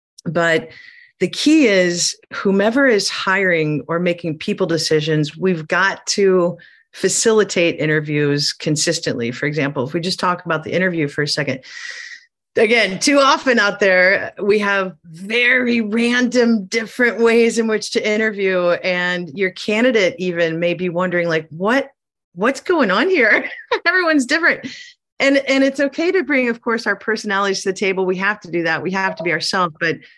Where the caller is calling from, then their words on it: southern Chile, Chile; I am calling in from Southern Chile.